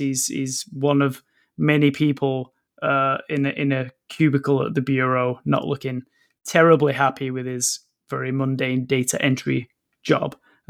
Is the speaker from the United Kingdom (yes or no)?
no; Canada; Sounds kind of familiar to me as a Canadian.